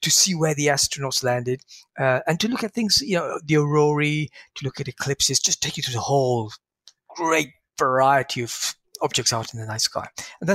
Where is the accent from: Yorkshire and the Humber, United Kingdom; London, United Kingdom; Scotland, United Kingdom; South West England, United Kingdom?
London, United Kingdom; growing up in London